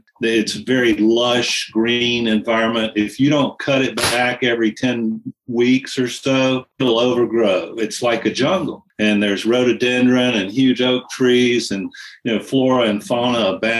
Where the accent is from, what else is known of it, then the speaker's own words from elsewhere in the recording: the Piedmont, central North Carolina, United States; I grew up in the Piedmont, the central part of North Carolina, which is a great place to put cities.